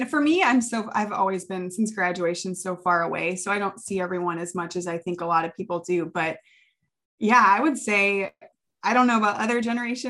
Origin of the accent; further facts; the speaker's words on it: Midwest, United States; Like how, I mean, we're both from the Midwest.